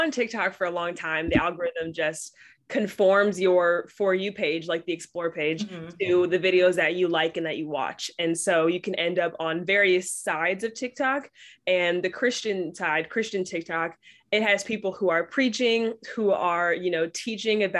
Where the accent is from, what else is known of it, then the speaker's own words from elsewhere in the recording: Bay Area, California, United States; I'm from Bay Area, California